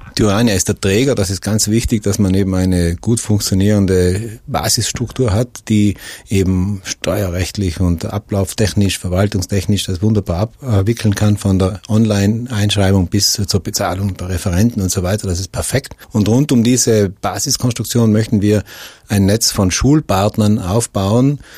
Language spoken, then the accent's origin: German; Brixen, Trentino-Alto Adige, Italy; Ich bin in Brixen geboren, lebe dort